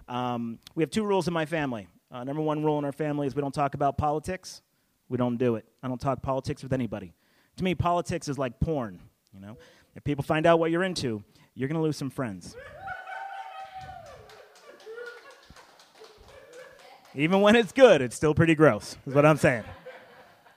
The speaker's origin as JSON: {"language": "English", "region": "Pennsylvania", "country": "United States", "tie": "born or raised there", "also_born_or_lived": "Pittsburgh, Pennsylvania", "moved": "yes", "lives_now": "the South, United States", "said": "I was born in Pittsburgh, raised in the Northeast"}